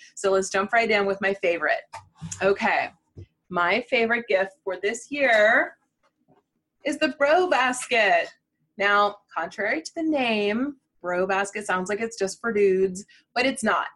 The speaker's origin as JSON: {"language": "English", "region": "Midwest", "country": "United States", "said": "I'm a Midwesterner"}